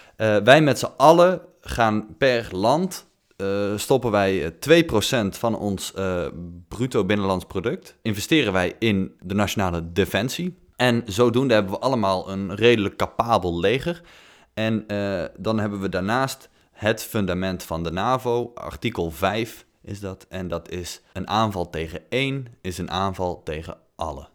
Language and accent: Dutch; North Brabant, Netherlands; ik kom uit Noord-Brabant